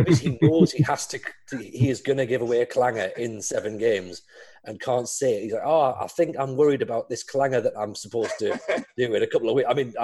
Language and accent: English; the Northeast, North East England, United Kingdom; I grew up in the Northeast